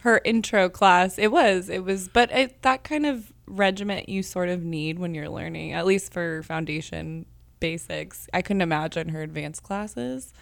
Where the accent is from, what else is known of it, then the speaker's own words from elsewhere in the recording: Kansas City, Missouri, United States; I grew up with City in Motion and came here every Saturday on Main Street to take classes, um, since I was six